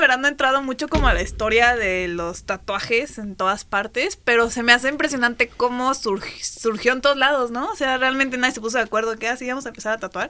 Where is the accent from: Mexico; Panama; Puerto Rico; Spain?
Mexico; uno como mexicano